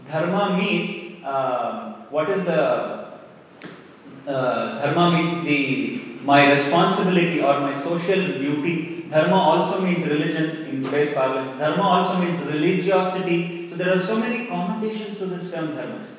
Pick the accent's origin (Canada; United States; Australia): Australia; As an Australian, I have a different dharma.